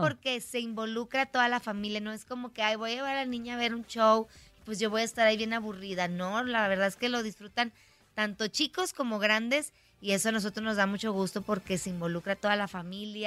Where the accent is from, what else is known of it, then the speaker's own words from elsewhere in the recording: Monterrey, Nuevo León, Mexico; nosotros somos de Monterrey